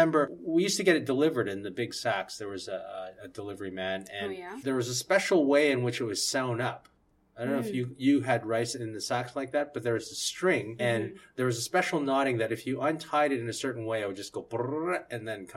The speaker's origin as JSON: {"language": "English", "town": "Toronto", "region": "Ontario", "country": "Canada", "tie": "born or raised there", "also_born_or_lived": "Japan", "moved": "yes", "lives_now": "Vancouver, Canada", "said": "when I was growing up in Toronto"}